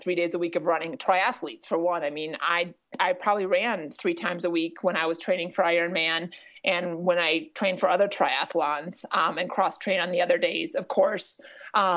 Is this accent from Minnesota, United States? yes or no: yes; Minnesota, United States; now in Colorado, United States; it was more convenient for me to learn to ski in Minnesota